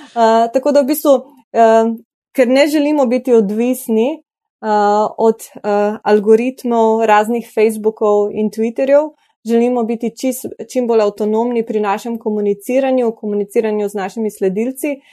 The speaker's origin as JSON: {"language": "Slovenian", "country": "Slovenia", "said": "Slovenci smo pa še posebej ponosni in navdušeni"}